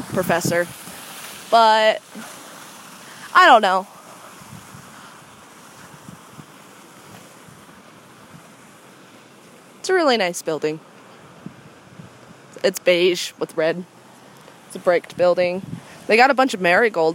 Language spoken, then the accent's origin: English; Payson, Utah, United States; I grew up in Payson for a good portion of my life